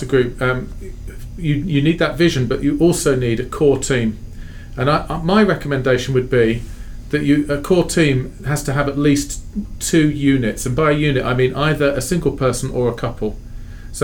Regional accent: Sheffield, Yorkshire and the Humber, United Kingdom; moved away as an adult; also born or lived in London; now in Fort Wayne, United States; I was born in London, grew up in a city called Sheffield in northern England.

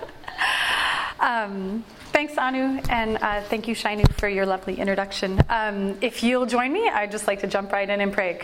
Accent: California, United States; moved away; I grew up mostly in California

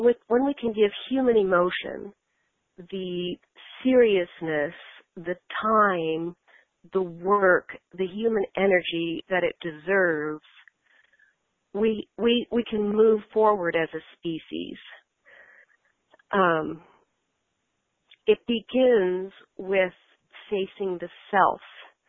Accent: United States; as an American

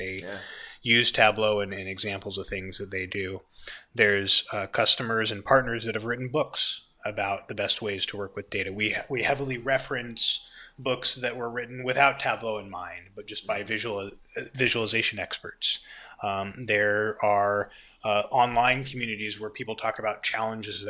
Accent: United States; I'm an American

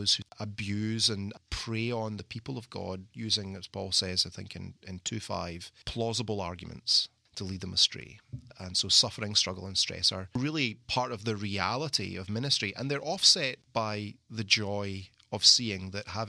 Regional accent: Scotland, United Kingdom; moved away as an adult; also born or lived in London, England; now in Mississippi, United States; being Scottish

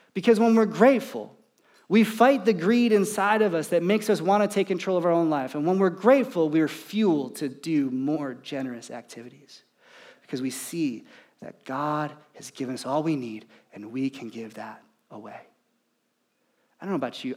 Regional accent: United States; as an American, as, as a dad, as someone who's trying to provide for his family

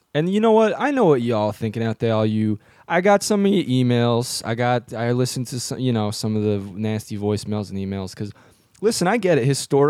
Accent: Trenton, New Jersey, United States; I'm a Rust Belt sympathizer, you know. I grew up near Trenton

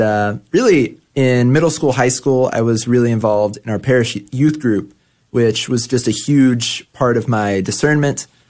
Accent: Grand Prairie, Texas, United States; I grew up in Grand Prairie, Texas

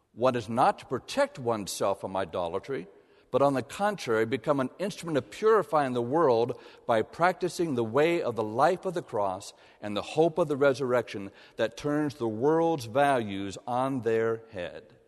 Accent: Columbus, Ohio, United States; moved away as an adult; also born or lived in Wilmore, Kentucky / Ann Arbor, Michigan; Columbus, Ohio, my hometown

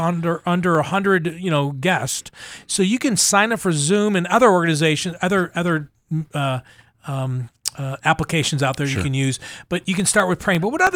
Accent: New York, United States; moved away as an adult; also born or lived in Kansas / Mississippi; now in Buffalo, United States; I was born and raised in New York, went to college in Kansas, moved to Mississippi. I have affection for all three communities.

